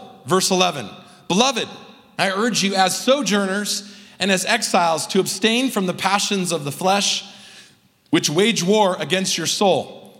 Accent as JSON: {"language": "English", "country": "United States", "said": "as an American"}